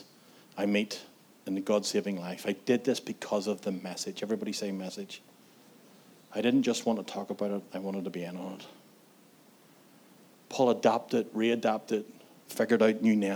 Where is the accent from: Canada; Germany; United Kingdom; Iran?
United Kingdom; Antrim, Northern Ireland; I was one of those young people in my hometown in Antrim